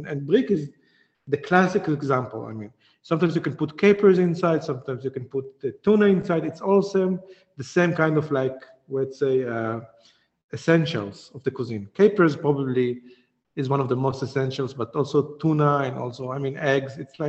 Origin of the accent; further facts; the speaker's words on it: Djerba, Medenine, Tunisia; I come from Djerba, from the island in the south, which have a very, very old community, like thousands of years community.